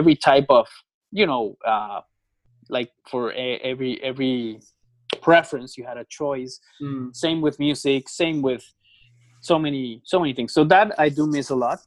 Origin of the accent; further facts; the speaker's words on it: Bogotá, Bogotá Capital District, Colombia; moved away as an adult; also born or lived in Mexico City, Mexico; I'm from Colombia. I'm from the capital city called Bogota. Mm-hmm. So I grew up there for most of my life